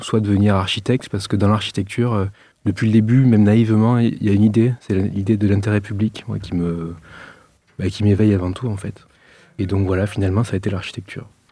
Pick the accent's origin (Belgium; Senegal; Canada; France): France; Arles, Provence-Alpes-Côte d'Azur; accent: accent du midi; je suis originaire de la ville d'Arles